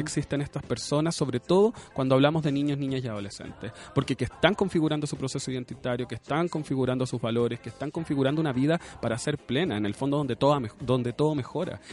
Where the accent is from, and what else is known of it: Chile